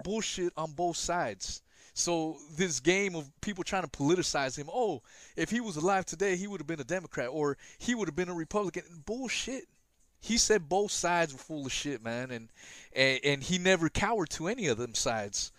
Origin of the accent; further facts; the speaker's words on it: West Coast, United States; I grew up in the West Coast